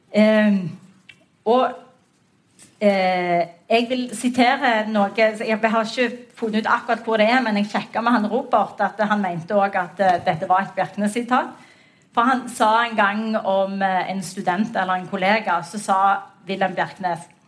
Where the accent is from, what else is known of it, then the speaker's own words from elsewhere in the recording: Western Norway, Norway; vi er vestlendinger